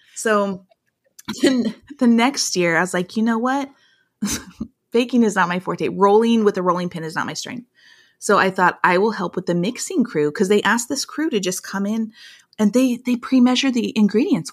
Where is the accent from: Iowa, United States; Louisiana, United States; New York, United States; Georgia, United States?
Iowa, United States; small town; our small town Iowa life